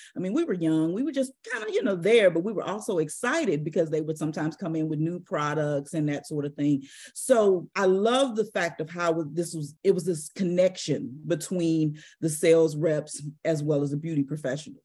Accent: St. Louis, Missouri, United States; I'm from Saint Louis, Missouri. And I grew up down the street from what's called Echo Children's Home.

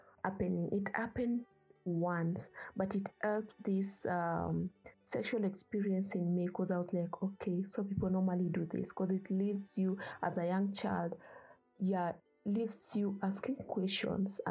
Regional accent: Kenya; now in Ethiopia; I was born and raised in Kenya

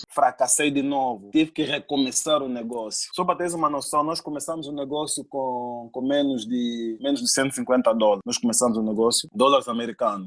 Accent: Cabinda, Angola; moved away; eu fui pra Angola, fui pra Cabinda, eu sou de Cabinda

